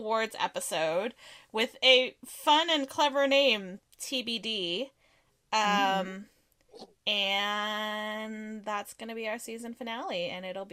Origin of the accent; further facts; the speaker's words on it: California, United States; I'm Californian